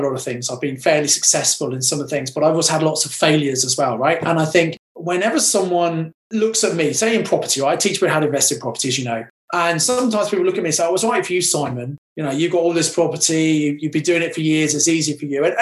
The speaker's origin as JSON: {"language": "English", "area": "Kent", "region": "South East England", "country": "United Kingdom", "tie": "born or raised there", "also_born_or_lived": "Birmingham", "said": "I was brought up in Kent."}